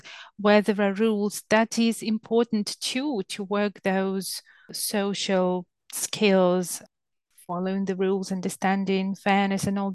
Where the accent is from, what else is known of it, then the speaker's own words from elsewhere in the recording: southern Ukraine, Ukraine; now in England, United Kingdom; I'm from Ukraine and I live in England, and where I grew up in the south of Ukraine